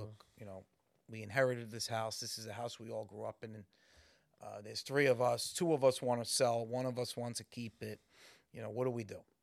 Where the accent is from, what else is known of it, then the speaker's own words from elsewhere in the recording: New York City, New York, United States; I grew up in Morris Park